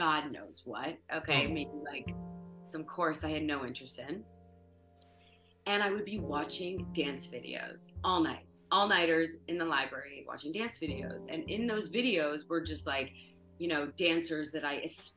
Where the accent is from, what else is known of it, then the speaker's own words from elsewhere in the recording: Ottawa, Ontario, Canada; now in Toronto, Canada; Where I grew up in Ottawa